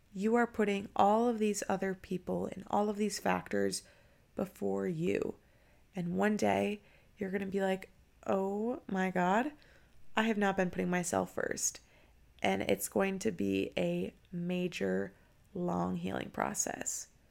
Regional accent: Minnesota, United States; now in Tampa, United States; I'm actually from Minnesota

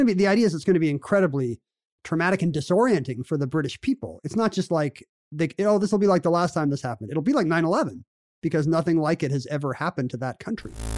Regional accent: United States; now in Washington, United States; as an American

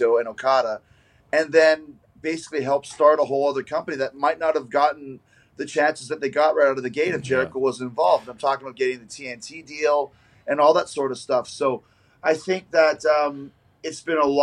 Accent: Canada; I grew up in Canada, so it's all the CBC

